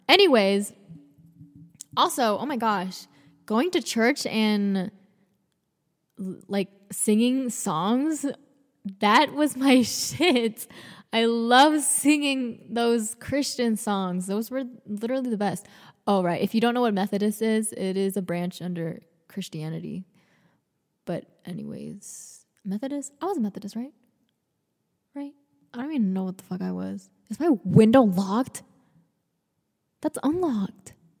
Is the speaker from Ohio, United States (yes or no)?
no; Atlanta, Georgia, United States; I was born in Atlanta, Georgia.